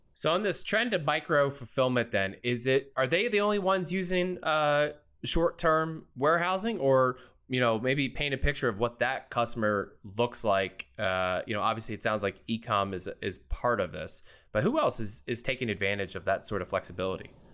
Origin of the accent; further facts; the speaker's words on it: outside of Philadelphia, Pennsylvania, United States; moved away; I was born and raised outside of Philly. So I'm an East Coast native